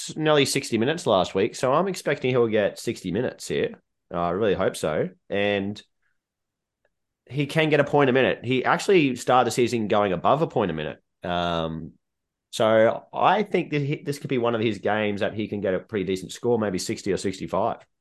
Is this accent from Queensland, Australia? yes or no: yes; Queensland, Australia; as a Queenslander.